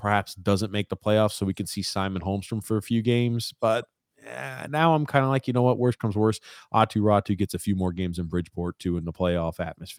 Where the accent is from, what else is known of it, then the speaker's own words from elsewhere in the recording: Montreal, Quebec, Canada; He was my favorite player because I'm from Montreal.